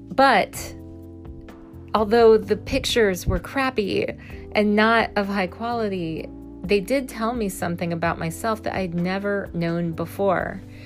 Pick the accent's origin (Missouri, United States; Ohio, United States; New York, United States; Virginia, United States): Missouri, United States; I was raised in a small town in Missouri